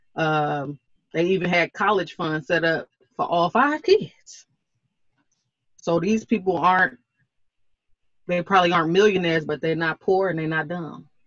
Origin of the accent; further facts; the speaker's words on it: Oklahoma, United States; I'm from Oklahoma